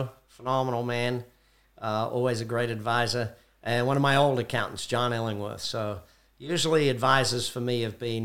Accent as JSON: {"language": "English", "country": "Australia", "moved": "yes", "lives_now": "United States", "said": "being Australian"}